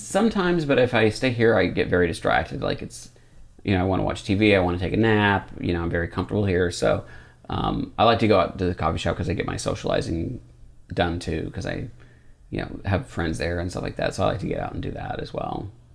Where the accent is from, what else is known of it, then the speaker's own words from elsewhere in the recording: United States; We grew up in a really not, um, accepting part of, of America